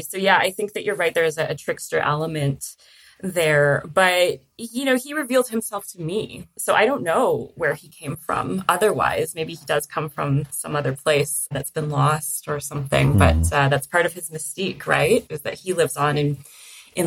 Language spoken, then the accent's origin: English; Toronto, Ontario, Canada; I grew up in Toronto in Canada